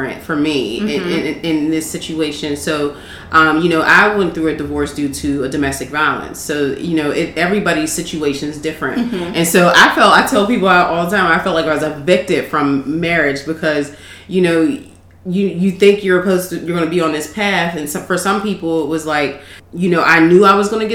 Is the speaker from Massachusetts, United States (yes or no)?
no; Pittsburgh, Pennsylvania, United States; I was born and raised in Pittsburgh